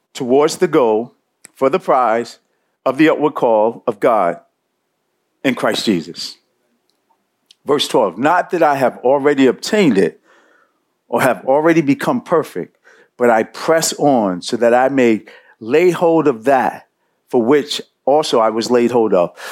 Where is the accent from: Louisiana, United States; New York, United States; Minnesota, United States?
New York, United States; New York City; I grew up in Bed Stuy. Uh, I grew up not too far from here.